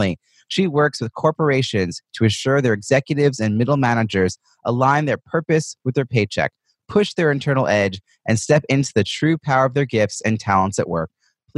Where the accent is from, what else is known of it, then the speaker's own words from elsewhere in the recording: United States; I'm an American writing about networking